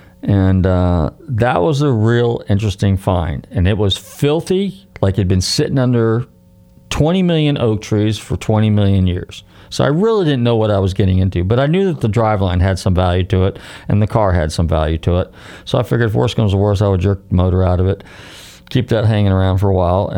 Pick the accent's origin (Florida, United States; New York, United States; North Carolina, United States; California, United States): California, United States; And growing up in Northern California, there was a few dealerships, and I had seen those.